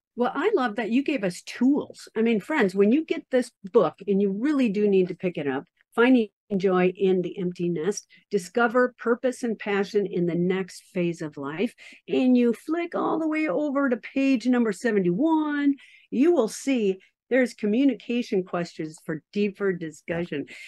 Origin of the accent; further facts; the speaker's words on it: Minnesota, United States; I am a Scandinavian from Minnesota.